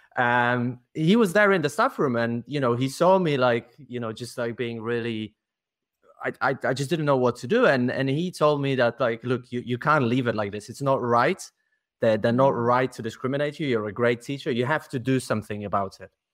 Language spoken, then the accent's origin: English; Poland; English is a second language; now in Leuven, Belgium; I'm also from Poland